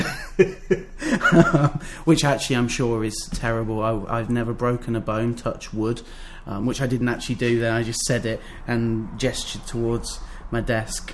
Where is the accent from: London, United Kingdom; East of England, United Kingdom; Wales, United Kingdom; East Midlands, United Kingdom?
East Midlands, United Kingdom; Northamptonshire; we're from Northamptonshire